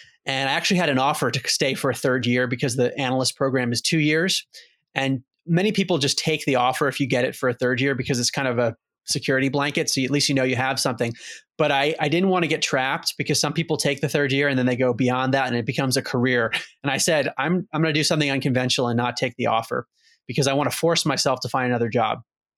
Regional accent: Maryland, United States; So I grew up outside of Baltimore, Maryland, and was always very focused growing up on sports.

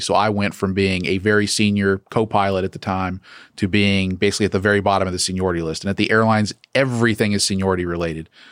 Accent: Peachtree City, Georgia, United States; also born or lived in Charleston, West Virginia / Atlanta; I grew up in Peachtree City

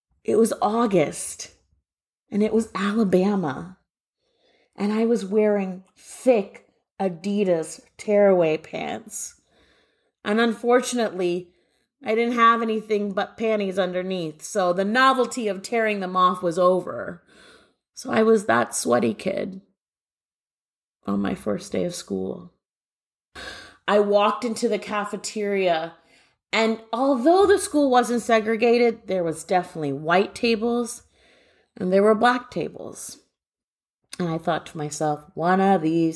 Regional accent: Guelph, Ontario, Canada; now in Waltham, United States; I grew up in Guelph, Ontario, Canada

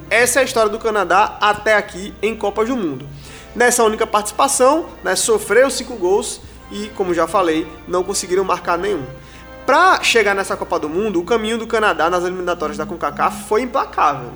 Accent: Brazil; a gente, especialmente como brasileiros

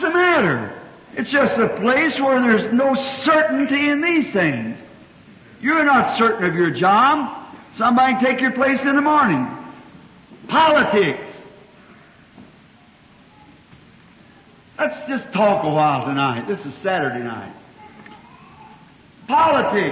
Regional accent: United States; I'm an American

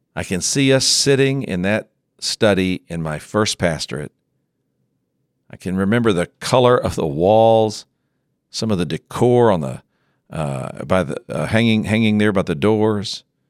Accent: West Texas, United States; growing up in West Texas, I knew some colorful characters

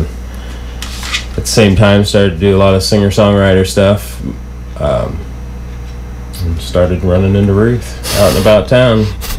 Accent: Mexico, Missouri, United States; also born or lived in Oregon; now in Columbia, United States; I was born in Mexico, Missouri, so from pretty close around here.

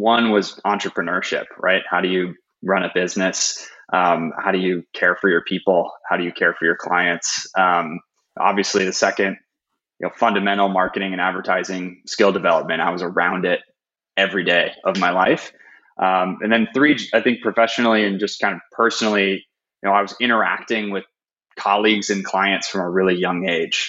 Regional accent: Chicago, Illinois, United States; now in San Francisco, United States; I'm originally from Chicago, Illinois, in the States

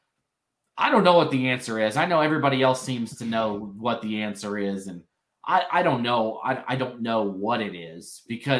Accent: North Carolina, United States; now in Idaho, United States; I grew up in North Carolina

